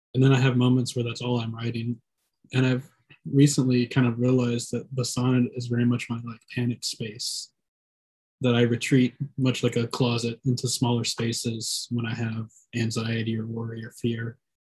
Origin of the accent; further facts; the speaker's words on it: Columbus, Mississippi, United States; my hometown in Columbus